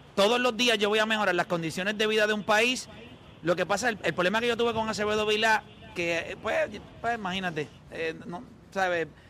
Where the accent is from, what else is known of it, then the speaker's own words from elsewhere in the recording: Puerto Rico; nosotros como puertorriqueños